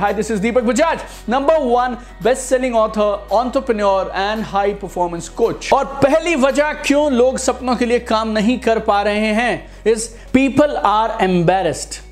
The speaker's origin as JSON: {"language": "Hindi", "town": "Sirsa", "region": "Haryana", "country": "India", "also_born_or_lived": "Manipal", "moved": "as an adult", "said": "मैं सिरसा में था जब मेरा सिलेक्शन हुआ मणिपाल में सिरसा हरियाणा में एक जगह है"}